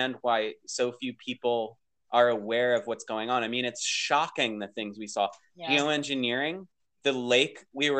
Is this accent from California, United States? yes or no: yes; Torrance, California, United States; I was born in Torrance, California. I'm a Southern California baby